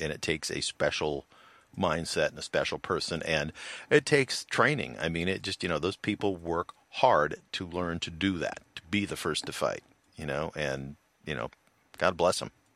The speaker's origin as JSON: {"language": "English", "country": "United States", "said": "I'm from the United States of America"}